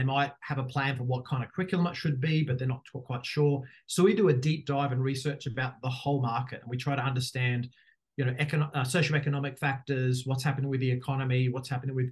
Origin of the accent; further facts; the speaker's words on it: Australia; moved away as an adult; also born or lived in Dubai; As people will know quickly from my accent, I am Australian